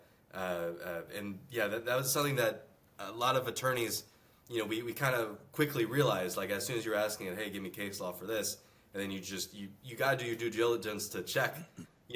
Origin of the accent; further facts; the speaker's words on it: Houston, Texas, United States; moved away as an adult; also born or lived in Virginia / New York City; now in Austin, United States; I grew up in Texas, born and raised Houston, Texas